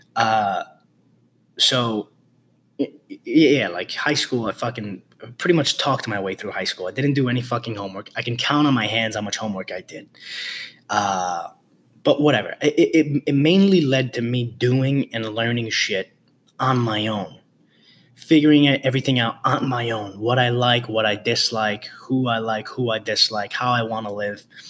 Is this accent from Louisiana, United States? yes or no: no; New York City, New York, United States; being raised, born and raised in the Bronx